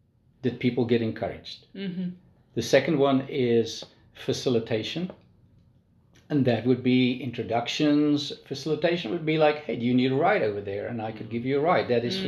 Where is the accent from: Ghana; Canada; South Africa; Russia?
South Africa; moved away as an adult; now in Nashville, United States; I'm a South African. I'm an expat